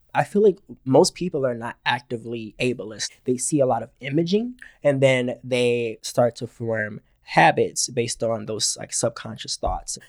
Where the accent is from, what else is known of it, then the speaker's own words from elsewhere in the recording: Georgia, United States; moved away; I am from Georgia originally